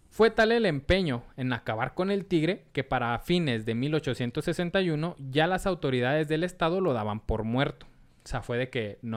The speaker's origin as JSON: {"language": "Spanish", "town": "Pochotitlán", "region": "Nayarit", "country": "Mexico", "said": "Pues, vengo de Pochotitlán. Y sí existe, güey. Pochotitlán."}